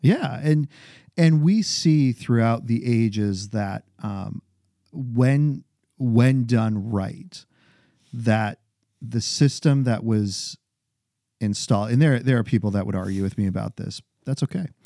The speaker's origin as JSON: {"language": "English", "region": "New Hampshire", "country": "United States", "tie": "born or raised there", "moved": "yes", "lives_now": "Maryland, United States", "said": "growing up in New Hampshire, coming down to Baltimore"}